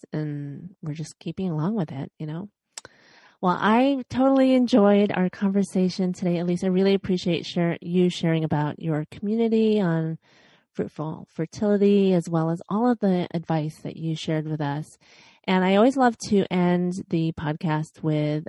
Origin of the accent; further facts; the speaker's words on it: Chicago, Illinois, United States; now in Los Angeles, United States; I was born and raised in Chicago, and now I'm